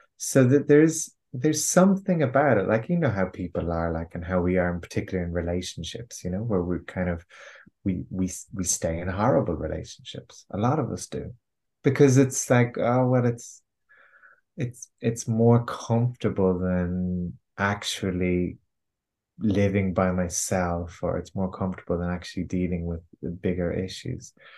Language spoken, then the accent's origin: English; Ireland; I'm Irish. I have been, you know, raised with the kind of Irish cultural conditioning